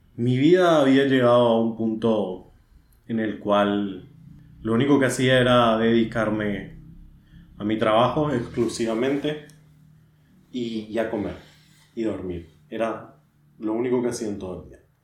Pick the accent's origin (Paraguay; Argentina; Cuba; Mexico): Paraguay; yo soy de Paraguay